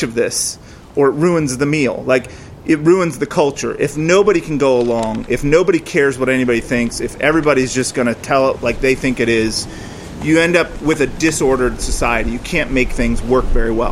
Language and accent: English; the Northwest, Pacific Northwest, United States; moved away; we grew up in the Northwest